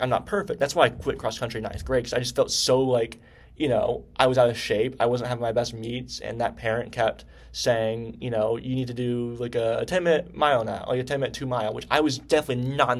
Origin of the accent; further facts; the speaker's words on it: Pennsylvania, United States; now in Knoxville, United States; I came from Pennsylvania, I think. The culture in Pennsylvania is totally different than Knoxville, Tennessee.